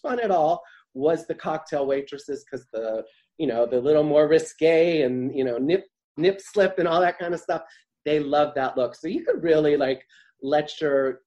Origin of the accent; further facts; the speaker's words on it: Midwest, United States; now in New York, United States; growing up in the Midwest